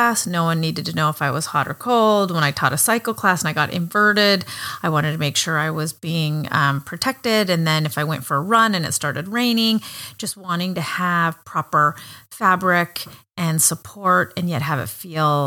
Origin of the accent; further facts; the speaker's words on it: Montana, United States; I grew up in Montana, where there are, I think, three times more sheep than people.